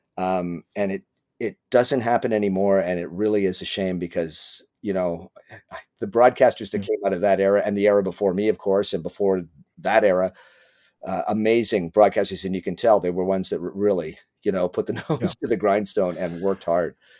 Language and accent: English; Winnipeg, Manitoba, Canada; moved away as an adult; also born or lived in Richmond, British Columbia; now in Toronto, Canada; I was raised in Winnipeg for I think I left when I was 18, just turned 19